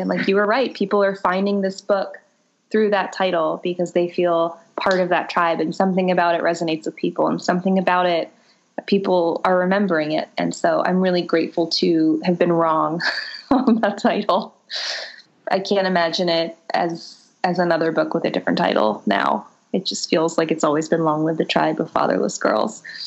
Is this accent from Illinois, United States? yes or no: no; Boca Raton, Florida, United States; growing up in Boca Raton, Florida, in a privileged Jewish family